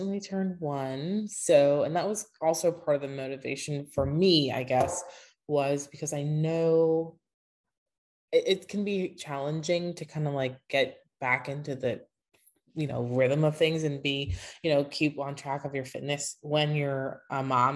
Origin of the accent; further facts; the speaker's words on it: Pittsburgh, Pennsylvania, United States; I'm from Pittsburgh, Pennsylvania